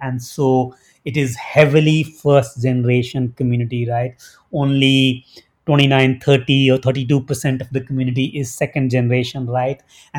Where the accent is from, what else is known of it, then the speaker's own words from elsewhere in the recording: India; moved away as an adult; now in New Jersey, United States; I am Indian American. I grew up in India, came to the US to do my PhD.